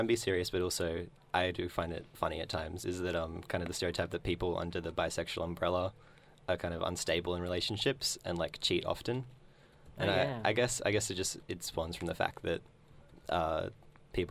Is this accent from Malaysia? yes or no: no; Darwin, Northern Territory, Australia; moved away; when I was growing up in Darwin. I'm not growing up, but before I moved from Darwin